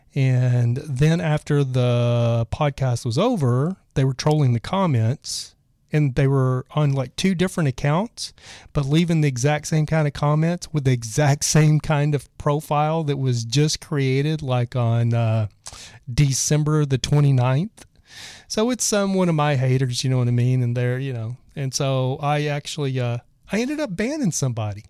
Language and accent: English; Texas, United States; I was from Texas